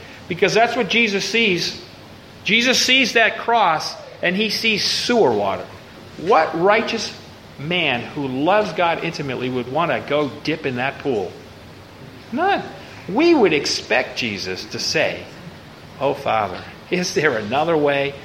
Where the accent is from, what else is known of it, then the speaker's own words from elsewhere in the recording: Boston, Massachusetts, United States; now in Baton Rouge, United States; I live in Baton Rouge, but I'm from Boston.